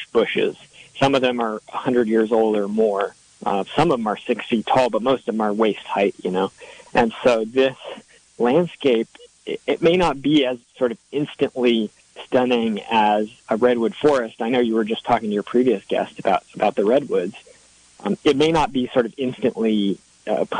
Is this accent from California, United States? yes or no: no; Seattle, Washington, United States; I grew up in Seattle, so I'm used to forest